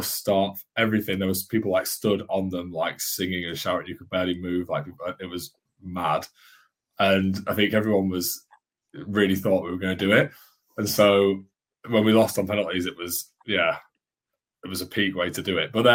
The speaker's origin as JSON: {"language": "English", "region": "Yorkshire and the Humber", "country": "United Kingdom", "moved": "yes", "lives_now": "London, United Kingdom", "said": "I'm from Yorkshire, but I live in London"}